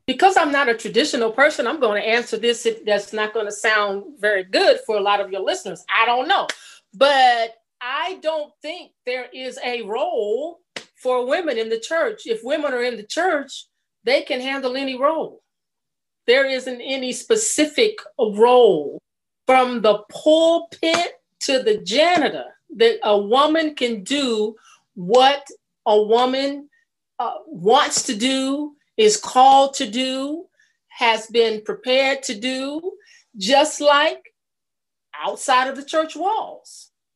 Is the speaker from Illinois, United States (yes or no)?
no; California, United States; born or raised there; moved away as an adult; also born or lived in Atlanta, Georgia